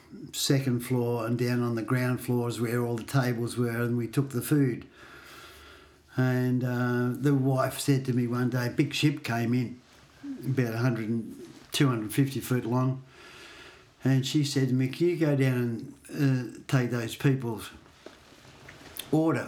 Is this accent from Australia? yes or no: yes; Torquay, Victoria, Australia; I grew up in Torquay